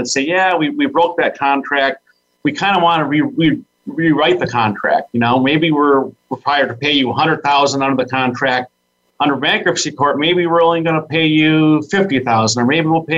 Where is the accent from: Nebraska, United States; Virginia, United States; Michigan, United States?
Michigan, United States; Saginaw; I was born and raised in Saginaw, Michigan